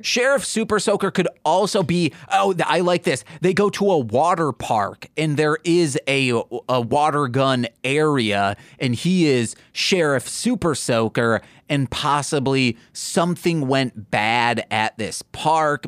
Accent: Michigan, United States; I'm from Michigan

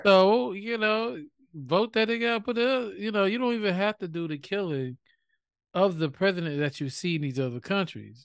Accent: United States; we are American

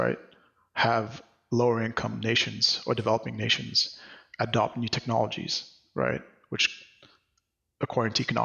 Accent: Mahé, Seychelles; now in New York City, United States; I'm from Seychelles, which is an archipelago off the east coast of Africa. I grew up, you know, in a country, or like on the main island

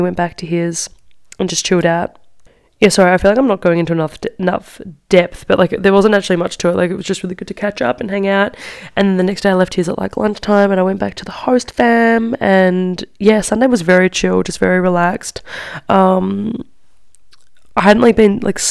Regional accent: Australia; moved away as an adult; now in Milan, Italy; I'm Australian

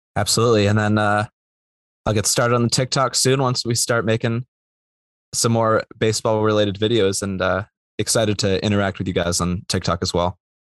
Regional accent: Bay Area, California, United States; moved away as an adult; I'm from the Bay Area

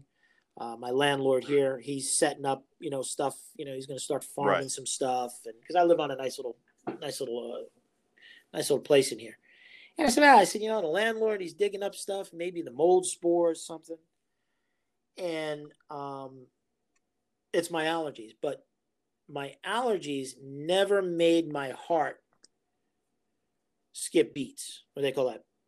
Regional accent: New York City, New York, United States; I grew up in New York City

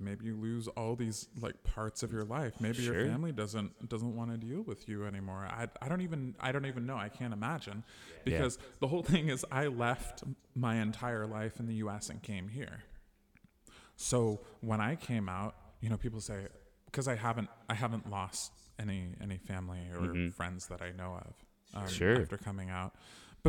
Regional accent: United States; now in Germany; transitioning in Germany as an American

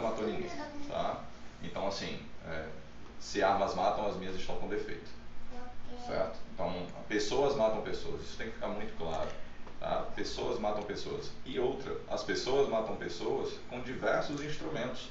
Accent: interior of Pernambuco, Brazil; Eu venho do interior de Pernambuco

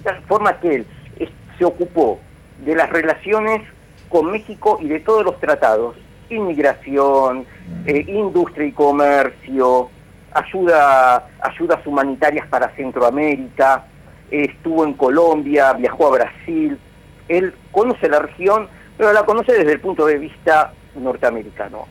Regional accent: Argentina; nosotros tenemos como Argentina, como país

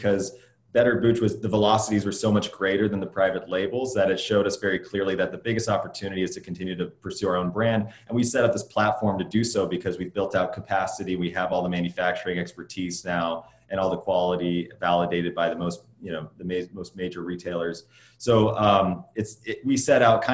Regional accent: Midwest, United States; now in Los Angeles, United States; I grew up in the Midwest.

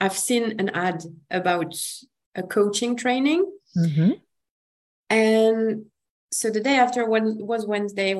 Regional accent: France; accent: French; English is a second language; I'm French, if my accent doesn't say

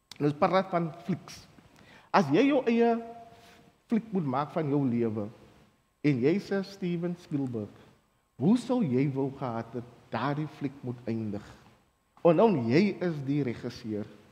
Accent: Lantana, Western Cape, South Africa; ek is van Lantana.

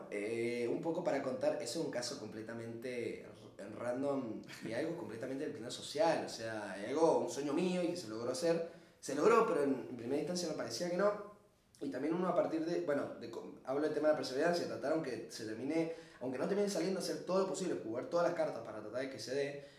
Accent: Argentina; siendo argentino, latino

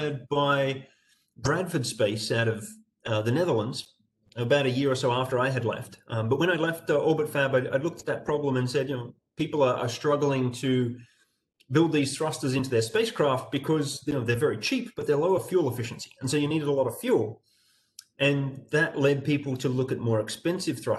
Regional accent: Australia; growing up in Australia and doing university

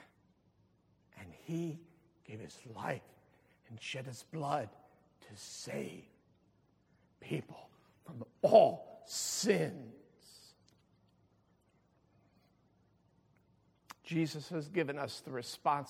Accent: Pleasantville, New Jersey, United States; I grew up in Pleasantville, and I can remember as a teenager in the mid-70s

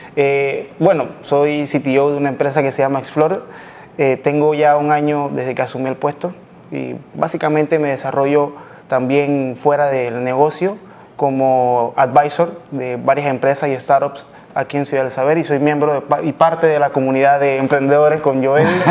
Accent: Panama; also born or lived in Colombia; soy panameño, mitad panameño, mitad colombiano.

